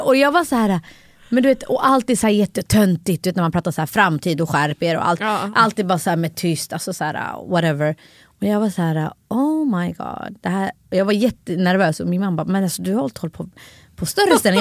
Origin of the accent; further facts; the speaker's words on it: Stockholm, Stockholm County, Sweden; jag är också från Husby. Mm. Jag växte upp med många kulturer runt omkring mig.